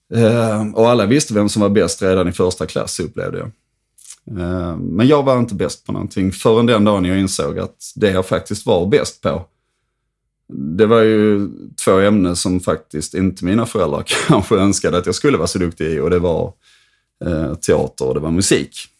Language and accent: Swedish; Höllviken, Skåne, Sweden; also born or lived in Trelleborg; jag växte alltså upp i en kärnfamilj i Höllviken